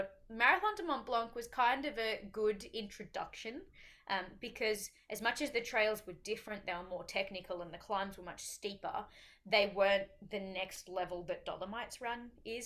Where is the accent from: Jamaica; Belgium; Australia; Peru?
Australia; as an Aussie over there, especially an Aussie that does not live in the mountains